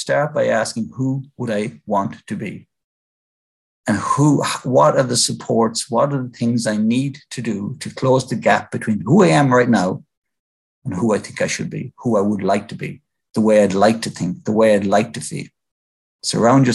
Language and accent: English; Ireland; As Irish Catholics